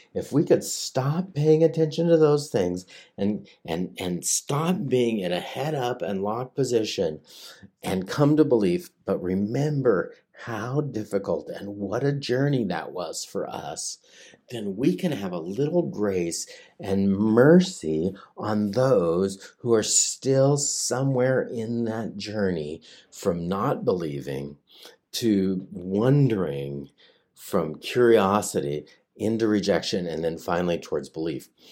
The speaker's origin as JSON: {"language": "English", "area": "Hanford site", "region": "Washington", "country": "United States", "tie": "born or raised there", "said": "I grew up at the in the shadow of the Hanford site, you know, I and I, I worked there for a long time"}